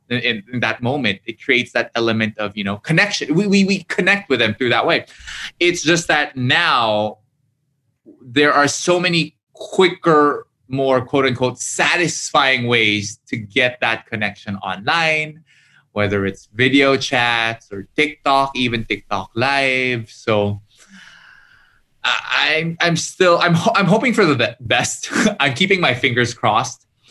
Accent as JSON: {"language": "English", "country": "Philippines", "tie": "born or raised there", "said": "I'm half Japanese, half Korean, but I was raised in the Philippines."}